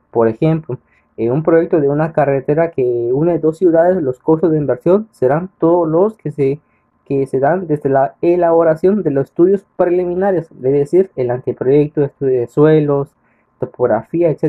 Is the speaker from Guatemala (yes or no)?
yes; Catalina, San Marcos, Guatemala; Soy originario de Catalina San Marcos.